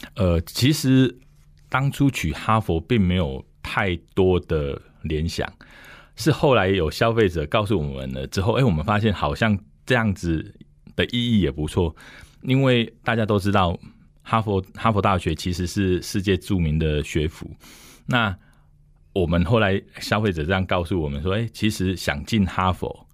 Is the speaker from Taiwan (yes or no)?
yes; Dongshi, Taichung, Taiwan; 我是土生土长的东市人